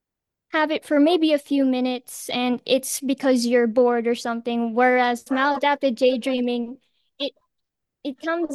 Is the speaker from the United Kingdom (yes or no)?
no; Philippines; I'm 17 years old and I'm from the Philippines.